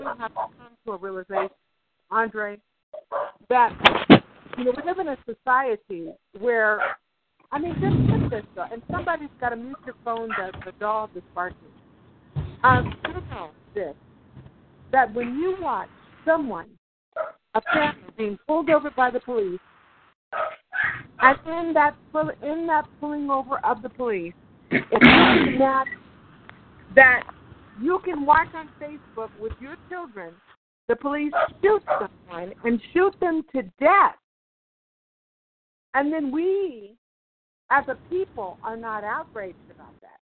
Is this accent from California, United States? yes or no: yes; Oakland, California, United States; I'm from Oakland, California